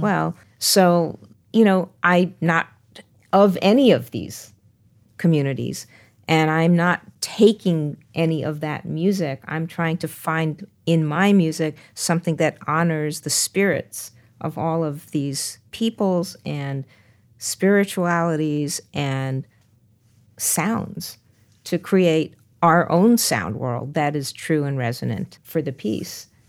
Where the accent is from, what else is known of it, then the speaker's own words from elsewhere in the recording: New York, United States; as a New Yorker